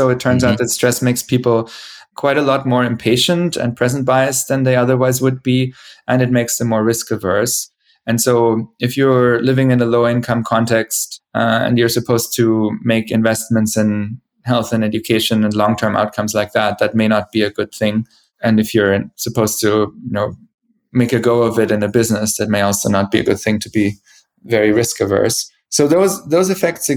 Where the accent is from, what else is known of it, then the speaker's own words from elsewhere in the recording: Bavaria, Germany; moved away; also born or lived in Boston / Zurich; the town where I grew up in Bavaria